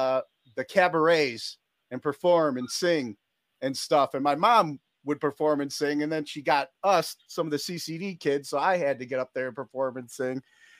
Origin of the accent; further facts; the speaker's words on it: North Olmsted, Ohio, United States; Yeah, I grew up in Bretton Ridge.